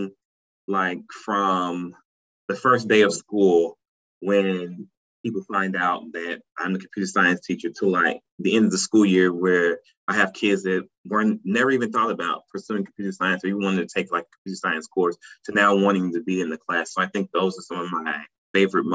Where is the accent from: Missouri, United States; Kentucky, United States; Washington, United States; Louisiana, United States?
Missouri, United States; St. Louis; also born or lived in Nashville, Tennessee; now in South Carolina, United States; I'm originally from St. Louis, Missouri.